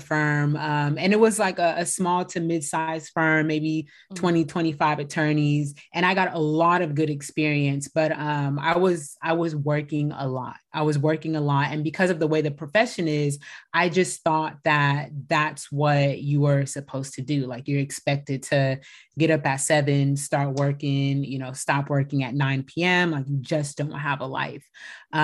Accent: Bay Area, California, United States; also born or lived in San Diego; I am a California-based attorney, born and raised in the Bay Area

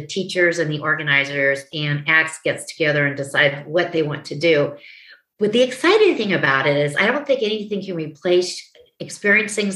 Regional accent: East Bay, San Francisco Bay Area, California, United States; moved away as an adult; now in Arizona, United States; grew up in the East Bay, and then spent another 20 years

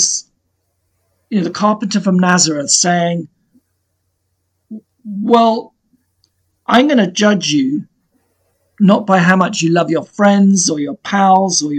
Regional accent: Plymouth, South West England, United Kingdom; now in Salcombe, United Kingdom; I've largely kind of grown up sort of around Plymouth and this area.

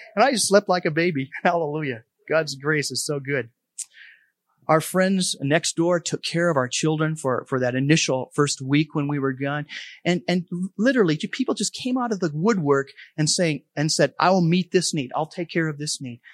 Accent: Helena, Montana, United States; moved away; I grew up in Helena about twenty years ago since I've, I've lived here, but, um, a lot of my roots are here.

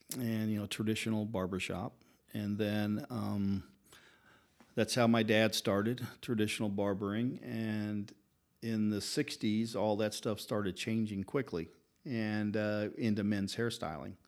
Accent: Louisville, Kentucky, United States; moved away as an adult; also born or lived in Atlanta; now in Prague, Czech Republic; I grew up in Kentucky, and that's where my dad's shop was.

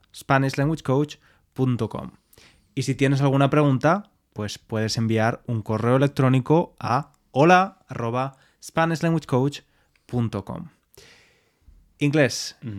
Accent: Spain; como español

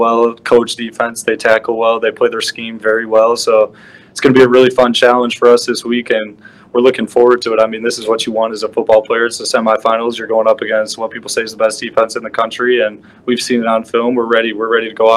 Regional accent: Naperville, Illinois, United States; I'm from Naperville

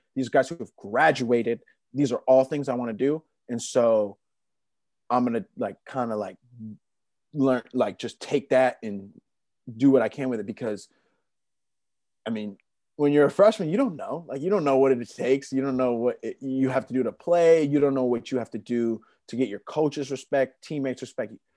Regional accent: Attleboro, Massachusetts, United States; also born or lived in Omaha; I grew up in the suburbs. I grew up in Attleboro, Mass

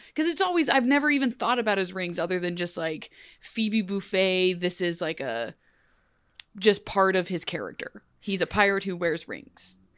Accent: Ohio, United States; I'm from Ohio

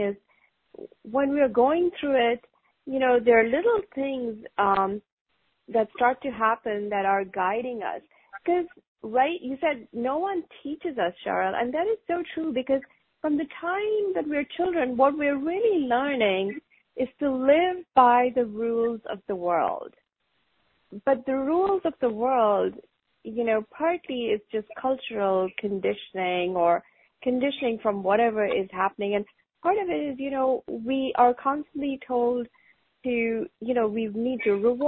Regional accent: North India, India; moved away as an adult; also born or lived in England; now in United States; I grew up in India. I grew up pretty much most of my life in North India until I went to study in England for a year for my master's degree. And then I came to the U.S.

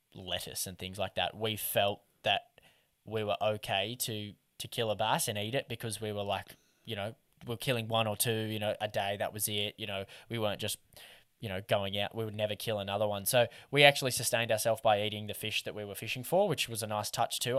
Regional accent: Lake Macquarie, New South Wales, Australia; I grew up in Lake Macquarie

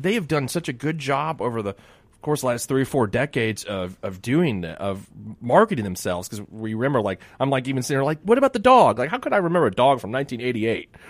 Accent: Miami, Florida, United States; growing up in Miami and watching the Chicago Cubs

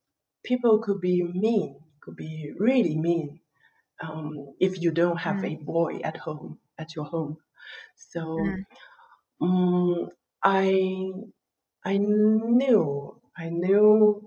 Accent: a small village in southwest China, China; English is a second language; moved away as an adult; also born or lived in Europe; I'm from China. Yeah, I'm from China, a small village in the southwest

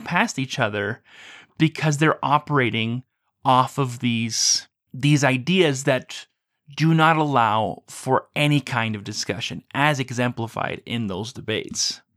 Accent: United States; you and I were growing up in the United States

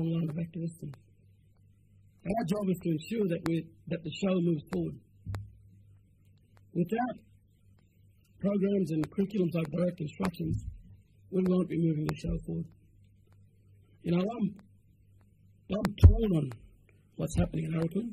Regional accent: Coen, Queensland, Australia; I'm from Colm. Hey, I grew up in Colm

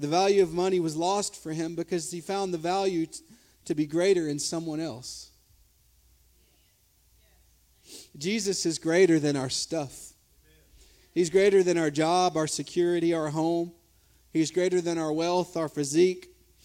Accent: Silsby, United States; first language English; I grew up in Silsby, just down the road.

